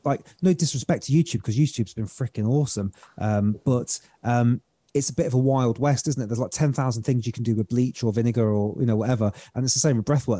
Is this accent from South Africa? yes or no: no; United Kingdom; accent: British; my beautiful British accent